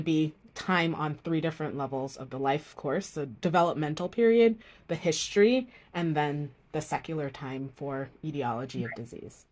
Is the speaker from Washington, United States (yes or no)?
no; Miami, Florida, United States; also born or lived in Jamaica; I grew up in Miami, Florida, after moving from Jamaica